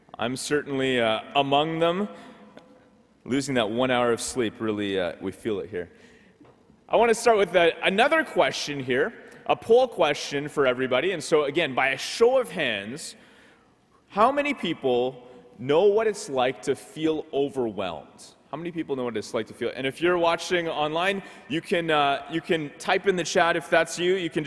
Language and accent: English; Ottawa, Ontario, Canada; I grew up in Ottawa, so I've seen snow my whole life.